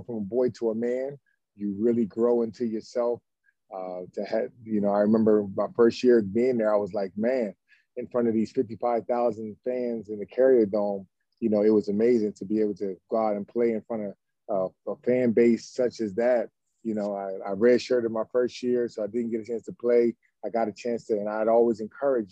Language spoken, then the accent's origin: English; Camden, New Jersey, United States; we grew up in Camden, New Jersey